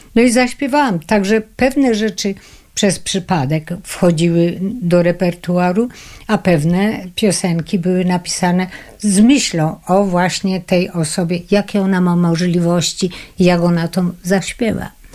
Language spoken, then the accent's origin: Polish; Krynica-Zdrój, Lesser Poland, Poland; moved away; also born or lived in Kraków; Od małego byłam tak zwaną artystką krynicką. Urodziłam się w Krynicy Zdroju